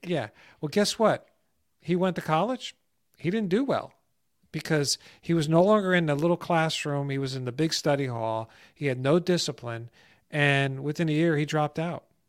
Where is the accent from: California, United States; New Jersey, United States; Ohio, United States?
New Jersey, United States; moved away as an adult; also born or lived in Florida; Growing up in New Jersey and a neighborhood I grew up